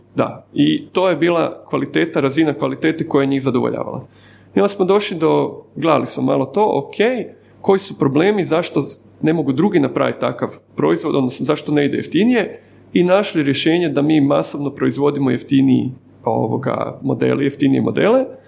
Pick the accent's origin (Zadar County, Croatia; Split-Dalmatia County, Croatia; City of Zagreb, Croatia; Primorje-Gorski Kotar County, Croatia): City of Zagreb, Croatia; Zagreb; also born or lived in Dubrava; odrasam sam u Sopotu